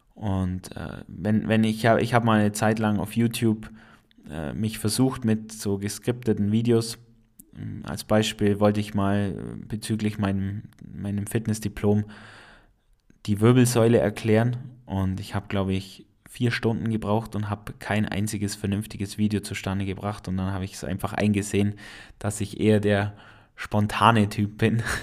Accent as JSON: {"language": "German", "area": "Allgäu", "region": "Bavaria", "country": "Germany", "accent": "Allgäuer", "said": "ich komme aus dem schönen Allgäu. Äh, ich bin kein Schwabe, auch wenn das Allgäu zum Regierungsbezirk Schwaben gehört, äh, bin ich kein Schwabe, ich bin einfach Allgäuer. Und das hast du vielleicht schon an meinem Akzent ein äh, bisschen gemerkt."}